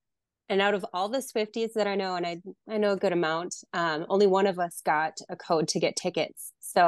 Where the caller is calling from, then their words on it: Wisconsin, United States; I am from Wisconsin.